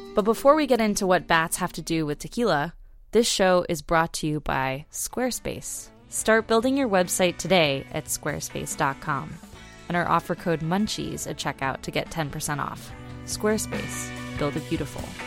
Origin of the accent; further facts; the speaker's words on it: Austin, Texas, United States; I grew up in Austin, and it's sort of bat central in North America